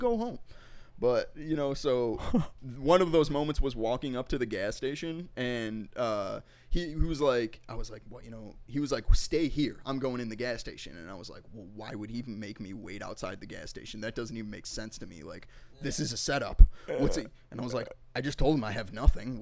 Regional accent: Chicago, Illinois, United States; growing up in Mount Greenwood

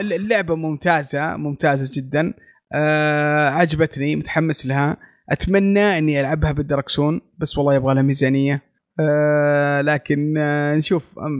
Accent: Saudi Arabia; عندنا في السعوديه

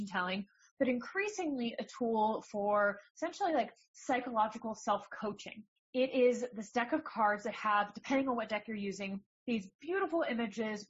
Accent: New Jersey, United States; moved away; I'm from New Jersey

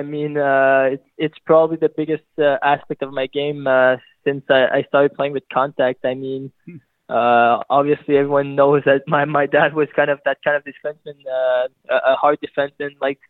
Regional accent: Scottsdale, Arizona, United States; born there; Yeah, like you said, I'm born in Scottsdale, Arizona. I mean, I moved around when I was pretty young.

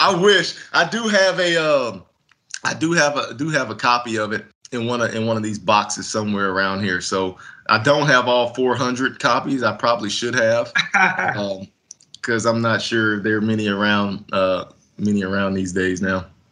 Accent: Texas, United States; moved away as an adult; also born or lived in Salt Lake City, Utah; I grew up in Texas

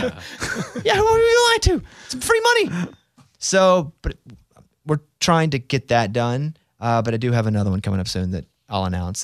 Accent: Arkansas, United States; moved away; I grew up from in Arkansas

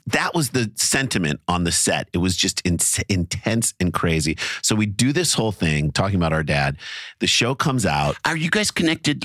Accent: St. Louis, Missouri, United States; moved away; We grew up in St. Louis.

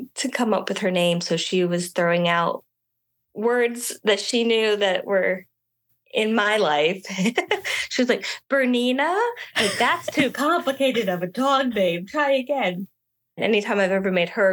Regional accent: Richmond, Virginia, United States; also born or lived in Starkville, Mississippi; I grew up in the Richmond, Virginia area, which is where I call home.

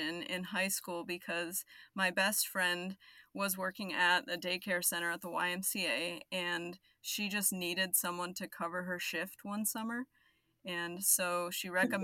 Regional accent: Arizona, United States; now in Dallas, United States; I live in Dallas. I'm originally from Arizona

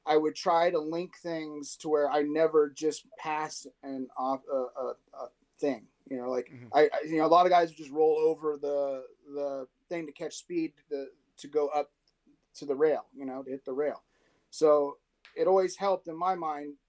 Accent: San Diego, California, United States; born or raised there; also born or lived in Orange County

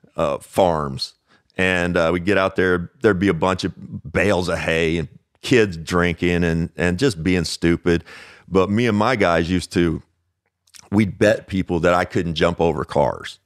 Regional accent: Owensboro, Kentucky, United States; Growing up in Owensboro, Kentucky, it's a town

